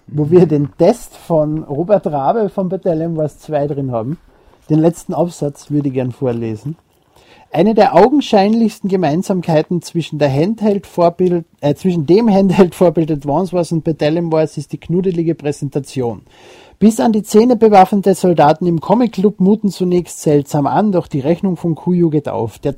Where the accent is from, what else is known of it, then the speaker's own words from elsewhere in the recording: Austria; Okay. Ich bin Österreicher.